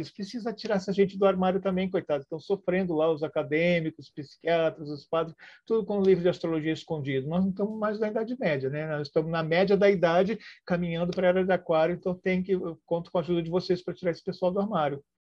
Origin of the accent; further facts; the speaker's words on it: Rio de Janeiro, Brazil; born there; also born or lived in Porto Alegre / São Paulo; eu nasci no Rio de Janeiro, depois me mudei para Porto Alegre, estou aqui no interior de São Paulo.